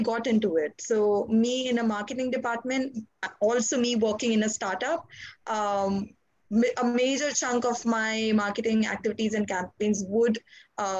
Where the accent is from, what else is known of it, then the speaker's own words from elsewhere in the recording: India; I'm from India